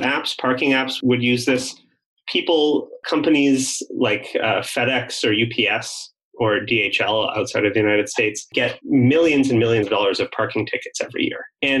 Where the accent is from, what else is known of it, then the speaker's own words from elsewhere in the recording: Canada; I mentioned I came from Canada, and in Canada, the federal government kind of has all the power that it doesn't give to the provinces.